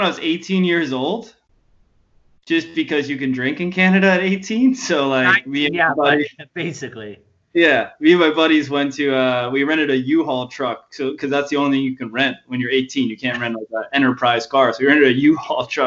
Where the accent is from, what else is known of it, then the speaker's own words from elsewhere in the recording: New Jersey, United States; moved away as an adult; now in Philadelphia, United States; I'm from Jersey